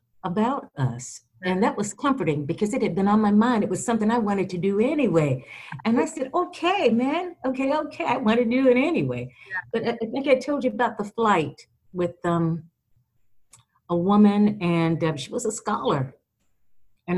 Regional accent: South Florida, United States; now in Florida-Georgia border, United States; I grew up in South Florida

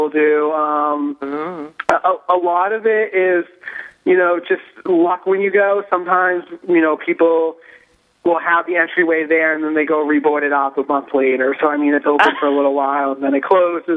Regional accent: Boston, Massachusetts, United States; I'm actually from Boston

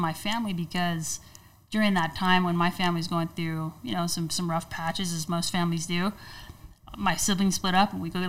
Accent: San Jose, California, United States; moved away; also born or lived in Arizona; we grew up in San Jose, on the east side of San Jose.

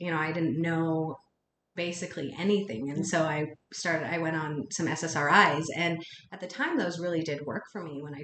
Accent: Utah, United States; I grew up in Utah, and in a town that was very, has a predominant culture of Mormon

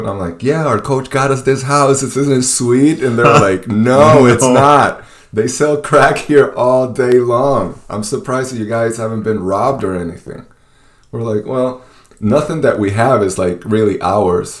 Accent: Venezuela; moved away; also born or lived in East Peoria, Illinois; well, Venezuela

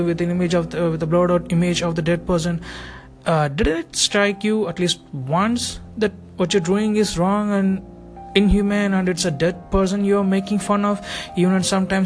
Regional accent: India; me being an Indian and following intense rituals

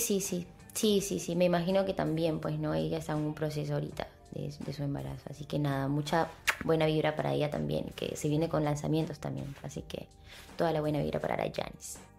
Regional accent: Peru; Como peruanos que somos

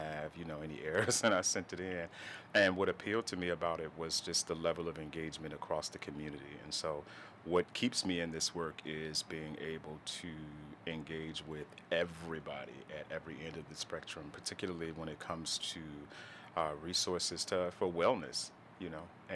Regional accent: Chicago, Illinois, United States; moved away as an adult; now in Detroit, United States; I'm originally from Chicago, so I moved to Detroit like 11 years ago

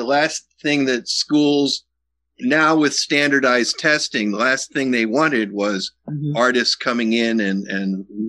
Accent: Wilkes-Barre, Pennsylvania, United States; moved away as an adult; also born or lived in Missoula, Montana; growing up in Wilkes-Barre.

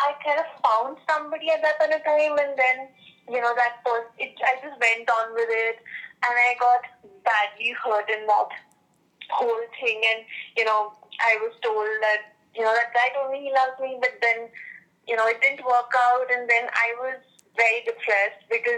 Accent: India; also born or lived in Bangalore; I'm from India

